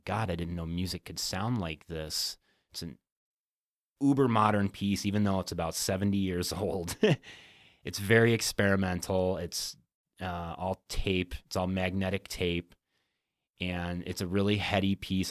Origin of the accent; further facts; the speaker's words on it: Whitney Point, New York, United States; moved away; Upstate New York